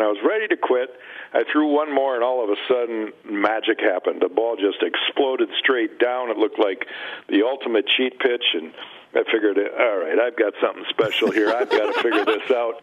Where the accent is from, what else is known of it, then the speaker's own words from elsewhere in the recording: Minnesota, United States; All the years that I grew up in Minnesota